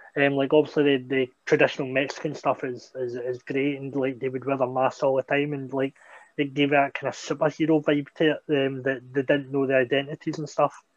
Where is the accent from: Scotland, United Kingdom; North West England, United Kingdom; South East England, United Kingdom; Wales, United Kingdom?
Scotland, United Kingdom; Greenock; a school opening up um, in my hometown